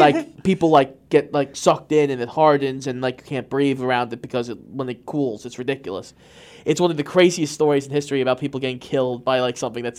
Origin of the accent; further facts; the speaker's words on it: United States; I'm American.